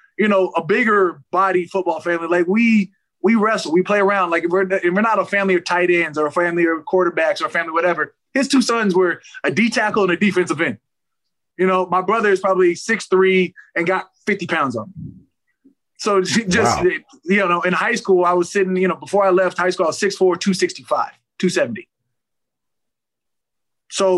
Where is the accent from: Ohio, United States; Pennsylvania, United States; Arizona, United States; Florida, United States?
Arizona, United States; moved away as an adult; also born or lived in Minnesota / California; now in New Orleans, United States; I was born in Minnesota, left when I was 5. Went to Arizona, been in Arizona since I was 5.